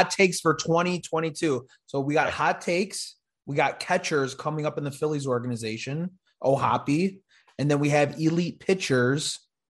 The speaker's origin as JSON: {"language": "English", "town": "Chicago", "region": "Illinois", "country": "United States", "moved": "as an adult", "lives_now": "South Jersey, United States", "said": "I'm from Chicago, so I'm a big Cubs fan, but I just moved to New Jersey in July."}